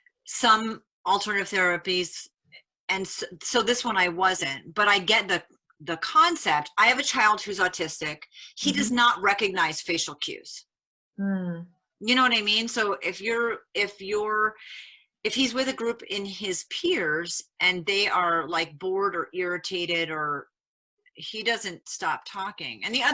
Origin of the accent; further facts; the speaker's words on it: Rhode Island, United States; accent: Rhode Island; Well, I'm from New England and I had an accent that was very Rhode Island. And in the US, it was really different.